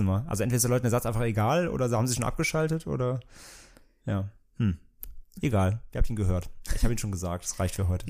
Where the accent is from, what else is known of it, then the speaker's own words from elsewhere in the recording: Bad Neuenahr-Ahrweiler, Rhineland-Palatinate, Germany; moved away; ich komme ja aus dem Rheinland, wie gesagt, ursprünglich und ähm, natürlich halt super Karneval war bei uns immer total an der Tagesordnung